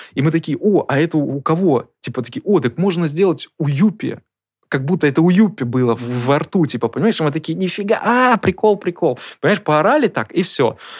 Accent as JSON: {"language": "Russian", "town": "Murmansk", "region": "Murmansk Oblast", "country": "Russia", "said": "Мы вместе из Мурманска."}